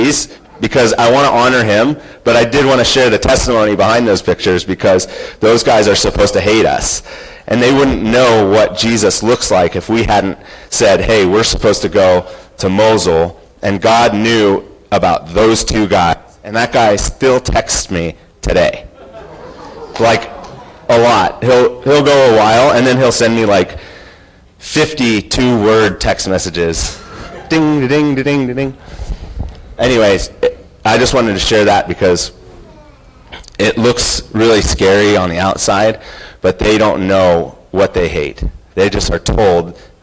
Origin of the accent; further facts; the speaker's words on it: United States; as an American